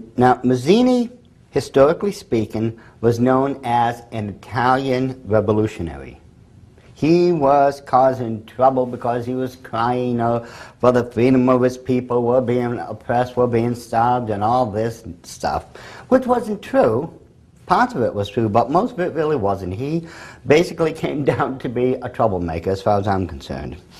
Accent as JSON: {"language": "English", "region": "England", "country": "United Kingdom", "said": "I'm English."}